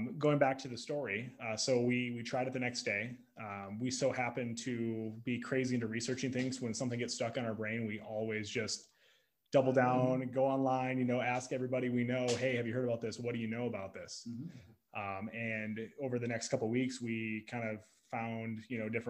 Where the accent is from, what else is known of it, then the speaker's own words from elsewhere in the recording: Sioux Falls, South Dakota, United States; also born or lived in Lincoln, Nebraska; now in Omaha, United States; I'm from Sioux Falls